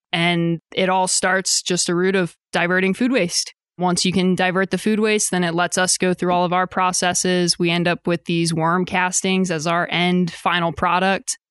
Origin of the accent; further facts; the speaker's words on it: Eastern Shore of Maryland, United States; moved away as an adult; also born or lived in Austin, Texas; now in Rogers, United States; I'm originally from the East Coast of Maryland. I grew up in a pretty small beach town that kind of blows up in the summer